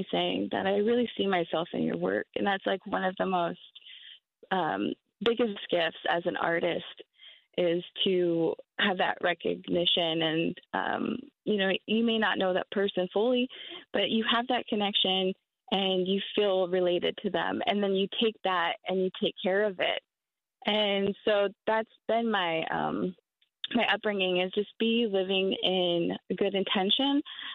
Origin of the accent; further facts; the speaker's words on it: Tacoma, Washington, United States; I grew up in Tacoma, Washington, in my whole life.